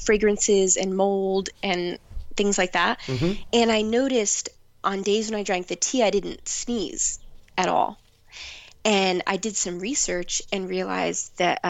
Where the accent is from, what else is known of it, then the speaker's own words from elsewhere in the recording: New Jersey, United States; now in New Hope, United States; I volunteered on an organic vegetable farm in my hometown, which I did not know, but it was actually one of the oldest CSAs in New Jersey